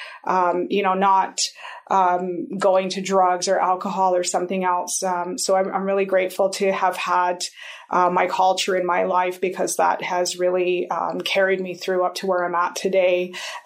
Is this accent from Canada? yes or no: yes; Kainai Nation, Bullhorn Coulee, Alberta, Canada; also born or lived in Cardston, Alberta / Montana, United States; I grew up here on the Kainai Nation in a community called Bullhorn Coulee.